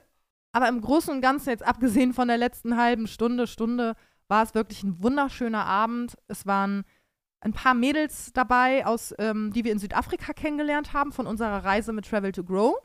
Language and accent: German; Bremen, Germany; now in Cologne, Germany; ich als gebürtige Bremerin